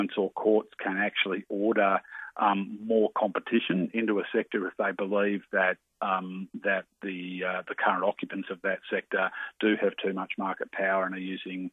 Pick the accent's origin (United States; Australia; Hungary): Australia; Tasmania; my home state of Tassie where the Aldi just aren't there in Tasmania